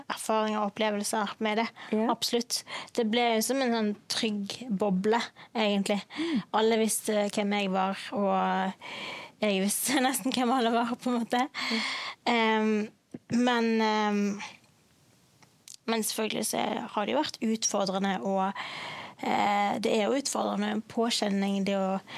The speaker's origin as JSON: {"language": "Norwegian", "town": "Bergen", "region": "Vestland", "country": "Norway", "said": "er fra Bergen."}